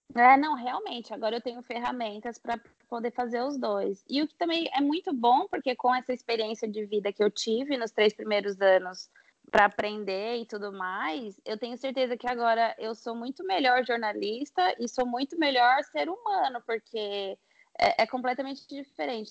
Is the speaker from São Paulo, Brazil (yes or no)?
yes; Osasco, São Paulo, Brazil; moved away as an adult; now in Gold Coast, Australia; sou nascida e criada em Osasco e agora moro na Austrália há quatro anos também